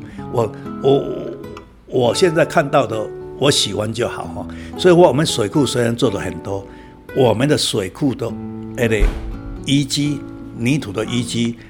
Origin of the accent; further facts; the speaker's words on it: Taiwan; born there; 我我生在台湾，我要讲台湾。